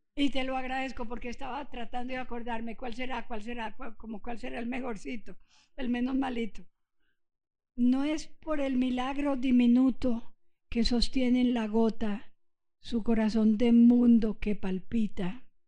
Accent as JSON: {"language": "Spanish", "region": "Antioquia", "country": "Colombia", "tie": "born or raised there", "also_born_or_lived": "Puerto Rico", "said": "yo soy antioqueña. Mi madre es antioqueña, yo me crié aquí"}